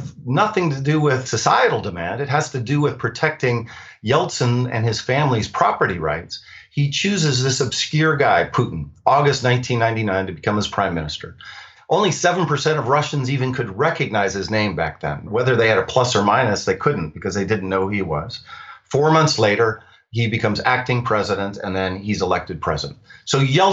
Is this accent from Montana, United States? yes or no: yes; Montana, United States; I was born in Montana